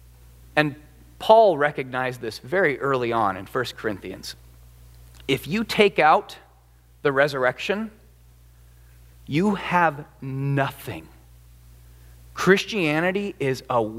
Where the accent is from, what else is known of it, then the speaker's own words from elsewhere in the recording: United States; as an American